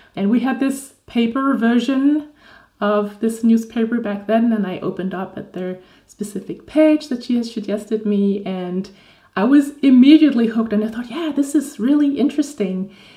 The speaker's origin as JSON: {"language": "English", "country": "Denmark", "said": "I am from Denmark"}